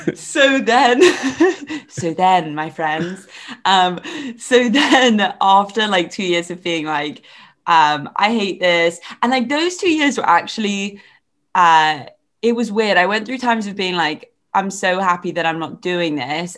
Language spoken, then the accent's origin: English; England, United Kingdom; accent: English; also born or lived in Ireland; we both have such English accents